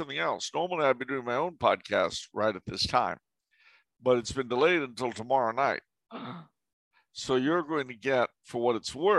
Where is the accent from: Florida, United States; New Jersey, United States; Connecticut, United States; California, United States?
California, United States; As a Californian